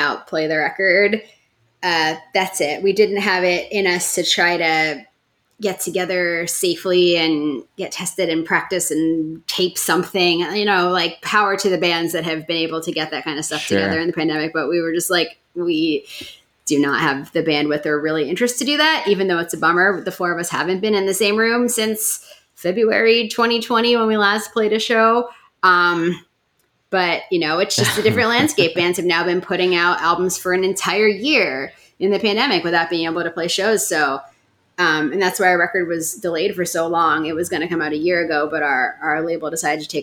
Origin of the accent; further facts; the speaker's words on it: New York City, New York, United States; I grew up in Park Slope, Brooklyn